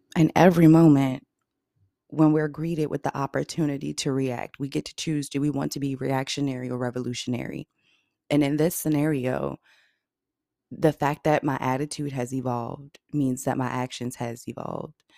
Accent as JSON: {"language": "English", "region": "Virginia", "country": "United States", "said": "I'm from Virginia and graduated from Norfolk State University."}